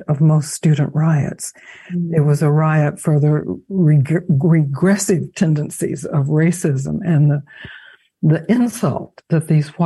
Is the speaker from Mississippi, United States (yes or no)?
yes; Mississippi, United States; I knew when I was spending time in Mississippi, growing up in Mississippi